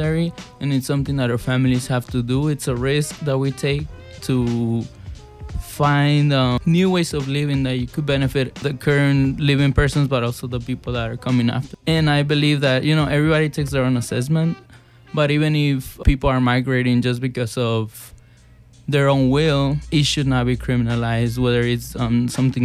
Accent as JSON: {"language": "English", "town": "Chicago", "region": "Illinois", "country": "United States", "tie": "born or raised there", "also_born_or_lived": "Mexico / Back of the Yards, Chicago", "said": "I grew up, when I came from Mexico, I grew up in Gage Park neighborhood, and I live now in Little Village"}